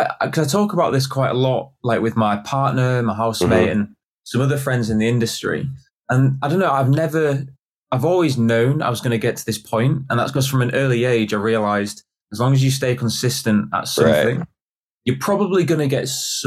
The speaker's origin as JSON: {"language": "English", "town": "York", "region": "Yorkshire and the Humber", "country": "United Kingdom", "said": "I'm from York."}